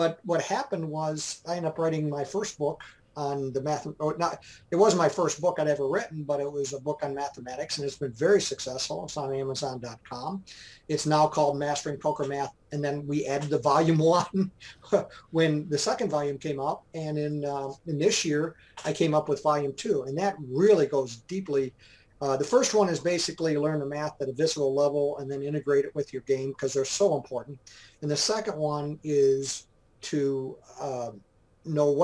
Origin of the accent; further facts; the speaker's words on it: Dearborn Heights, Michigan, United States; moved away as an adult; now in Georgetown, Texas, United States; I grew up in Michigan, lower Michigan, the Detroit area, Dearborn Heights, essentially, was mm-hmm. the name of the place that I grew up mostly.